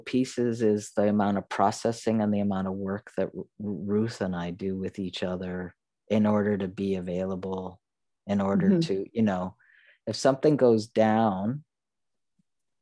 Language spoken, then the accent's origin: English; the North, United States; I mean, the North